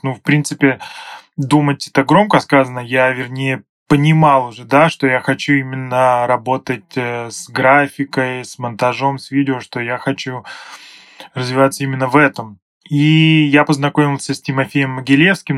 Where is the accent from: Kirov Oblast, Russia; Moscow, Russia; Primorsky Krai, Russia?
Kirov Oblast, Russia; moved away as an adult; now in Saint Petersburg, Russia; сам я родом из Кировской области